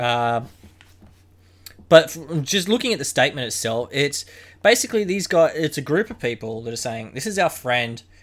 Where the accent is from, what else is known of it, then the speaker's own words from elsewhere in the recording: Queensland, Australia; Growing up in Queensland